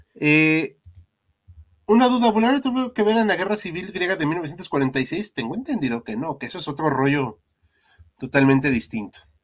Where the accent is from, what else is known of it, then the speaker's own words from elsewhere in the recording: Mexico; somos mexicanos.